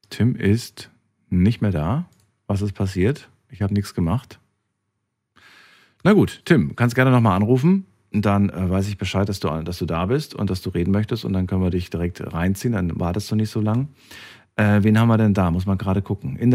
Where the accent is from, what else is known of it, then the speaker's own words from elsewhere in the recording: Zürich, Switzerland; ich bin aus Zürich.